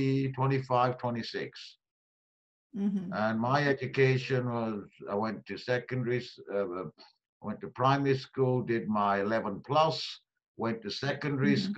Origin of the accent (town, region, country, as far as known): Halifax, Yorkshire and the Humber, United Kingdom; born or raised there; also born or lived in Kenya / Pakistan / London